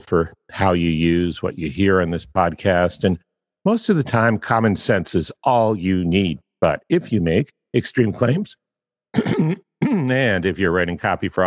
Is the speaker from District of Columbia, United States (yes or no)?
yes; Washington, District of Columbia, United States; moved away; Washington, D.C., I was born there